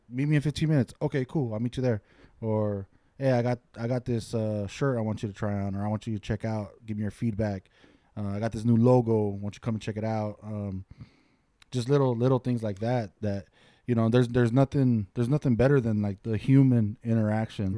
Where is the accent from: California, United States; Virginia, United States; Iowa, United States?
California, United States; Santa Fe Springs; also born or lived in Lancaster, California; now in Ontario, California, United States; born and raised in Santa Fe Springs, California.